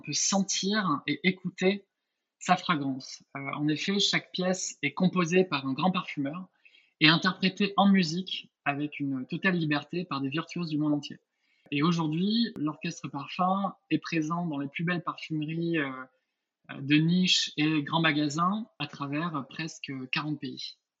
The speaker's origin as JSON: {"language": "French", "town": "Villeneuve-sur-Lot", "region": "Nouvelle-Aquitaine", "country": "France", "said": "je suis originaire de Villeneuve-sur-Lot dans le Lot-et-Garonne"}